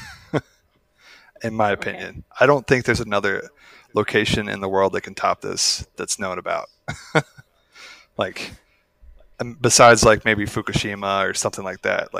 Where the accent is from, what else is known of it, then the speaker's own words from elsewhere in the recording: United States; I'm an American